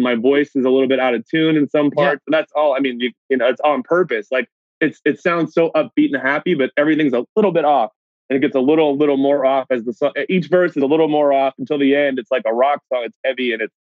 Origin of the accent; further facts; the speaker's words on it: United States; moved away as an adult; now in Canada; I'm originally from the States